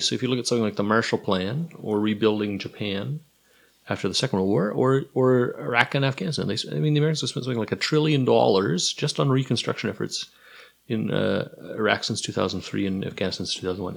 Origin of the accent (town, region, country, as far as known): Canada; also born or lived in United States / United Kingdom